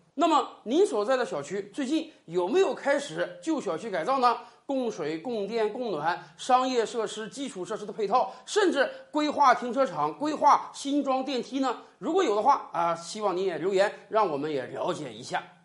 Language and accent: Chinese; China; 我们中国人